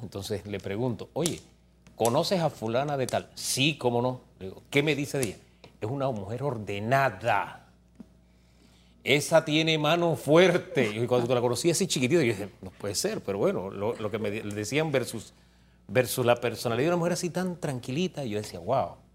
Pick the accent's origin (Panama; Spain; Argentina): Panama; somos todos los panameños